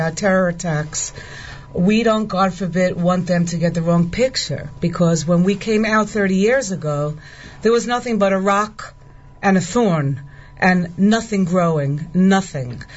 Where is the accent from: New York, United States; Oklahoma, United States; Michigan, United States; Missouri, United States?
New York, United States; New York City; born or raised there; moved away as an adult; now in Itamar, Israel